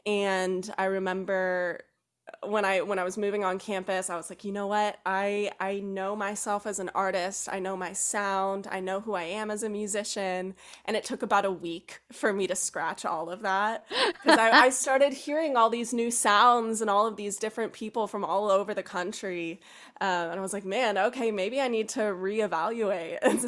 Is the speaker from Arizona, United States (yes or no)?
no; South Carolina, United States; also born or lived in Kentucky; So I was born in Kentucky, spent some time in South Carolina during elementary school